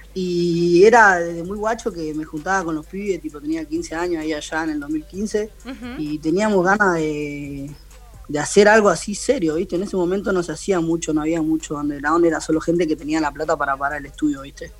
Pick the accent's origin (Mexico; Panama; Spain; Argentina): Argentina; Buenos Aires; yo soy de la Villa 31